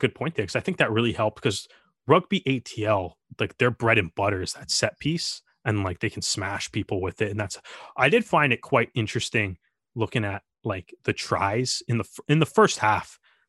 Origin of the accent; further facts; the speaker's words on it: Canada; As a Canadian fan, like it was cool to see the Canadian players show up for this game